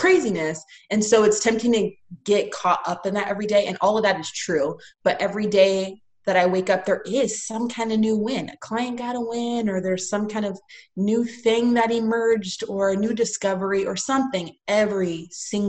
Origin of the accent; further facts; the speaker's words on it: Tampa, Florida, United States; I'm from Tampa